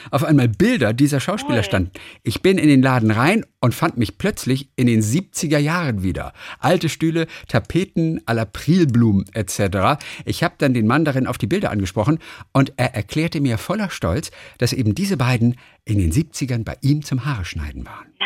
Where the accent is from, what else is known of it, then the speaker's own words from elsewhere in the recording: Bavaria, Germany; Puerto Rico bis in meine Heimat nach Bayern.